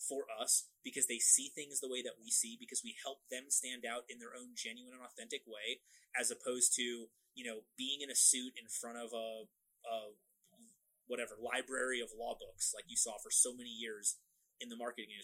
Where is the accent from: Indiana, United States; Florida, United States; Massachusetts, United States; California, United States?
Florida, United States; I'm from Florida, I am dressed for the beach at any given time